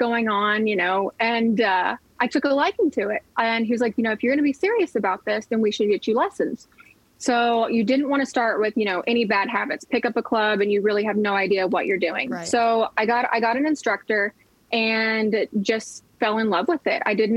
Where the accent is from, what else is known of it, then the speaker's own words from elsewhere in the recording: Oklahoma, United States; I grew up in Oklahoma. I grew up on land